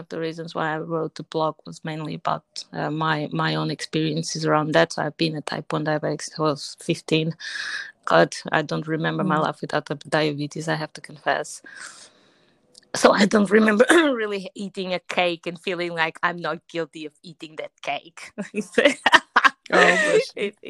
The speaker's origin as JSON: {"language": "English", "country": "Portugal", "tie": "born or raised there", "said": "I'm Portuguese, so I was born in Portugal, but I'm from Angolan descent"}